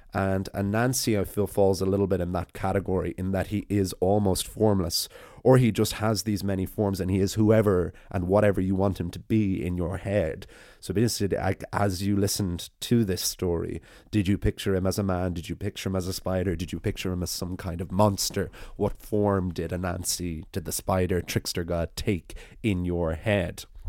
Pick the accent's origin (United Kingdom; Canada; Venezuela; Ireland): Ireland; as an Irish person running an Irish storytelling podcast